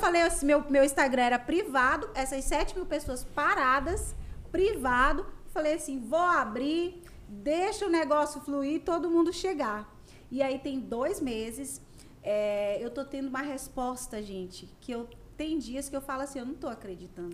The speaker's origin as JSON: {"language": "Portuguese", "town": "Conceição do Araguaia", "region": "Pará", "country": "Brazil", "tie": "born or raised there", "also_born_or_lived": "Belém", "said": "Eu sou de Conceição do Araguaia, natural."}